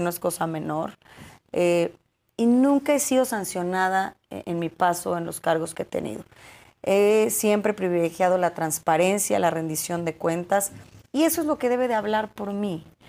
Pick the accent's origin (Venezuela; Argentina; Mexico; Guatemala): Mexico; Cuautitlán Izcalli, State of Mexico; soy hija del Estado de México, nacida, crecida, vivida, formada